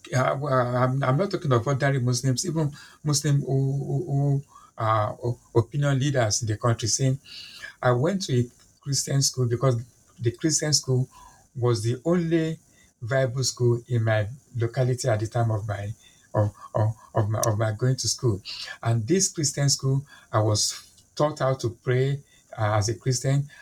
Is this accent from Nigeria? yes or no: yes; Nigeria; now in London, United Kingdom; I'm a Nigerian by birth. I'm Yoruba by ethnicity